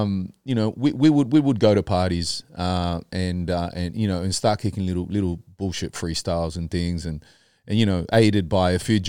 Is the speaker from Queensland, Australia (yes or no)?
no; Sydney, New South Wales, Australia; now in Bondi Beach, Australia; So growing up in Western Sydney in my adolescent years, I went to sporting high school, Westwood Sports High School.